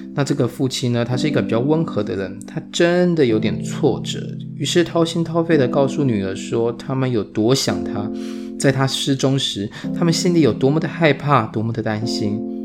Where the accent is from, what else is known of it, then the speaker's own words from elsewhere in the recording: Taiwan; 我们台湾人